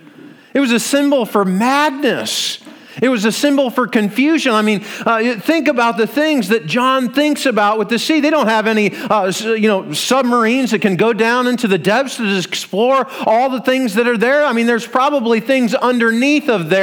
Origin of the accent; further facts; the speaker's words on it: Iowa, United States; We're from Iowa.